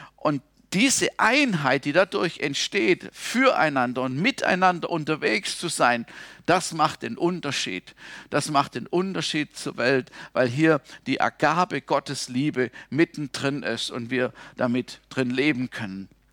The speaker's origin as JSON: {"language": "German", "country": "Germany", "said": "als Deutscher"}